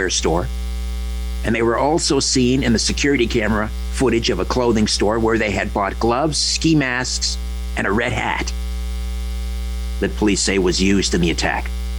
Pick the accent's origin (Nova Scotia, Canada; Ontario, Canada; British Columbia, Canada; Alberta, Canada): Ontario, Canada; Brantford; now in Thornhill, Canada; was from Brantford, Ontario, my hometown